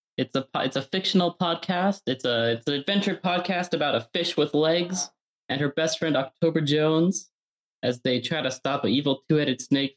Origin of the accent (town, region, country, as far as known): Canada